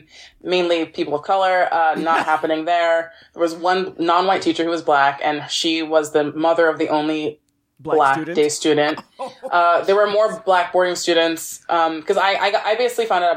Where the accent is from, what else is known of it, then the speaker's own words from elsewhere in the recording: New York City, New York, United States; moved away as an adult; also born or lived in Brooklyn / Westchester; now in London, United Kingdom; I was born in Brooklyn, but raised mostly in Harlem